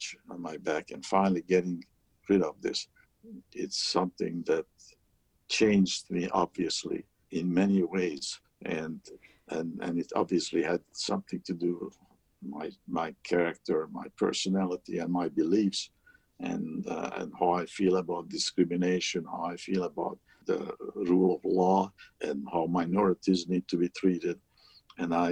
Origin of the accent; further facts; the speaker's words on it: Hungary; English is a second language; also born or lived in Montreal, Canada; now in United States; the American quota for Hungarian refugees was filled by the time I got to the American embassy